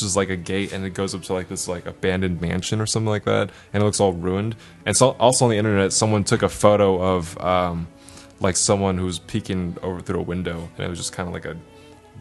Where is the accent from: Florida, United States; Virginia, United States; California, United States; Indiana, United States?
California, United States; near Hacienda Heights; in Hacienda Heights, which is like near my hometown.